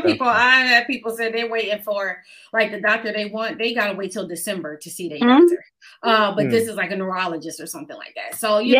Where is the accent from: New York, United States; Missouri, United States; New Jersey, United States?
New York, United States; Buffalo; moved away as an adult; now in Atlanta, United States; upstate New York. I'm not downstate because I know how y'all New Yorkers talk about anybody from outside of it. So I'm from Buffalo, New York, the Queen City. born and raised.